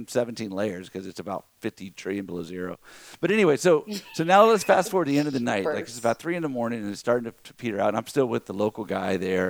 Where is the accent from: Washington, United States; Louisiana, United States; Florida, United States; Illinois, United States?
Louisiana, United States; Lafayette; now in Texas, United States; I'm from the U.S., from Texas, but originally from Louisiana. And she goes, what part? I said, Lafayette.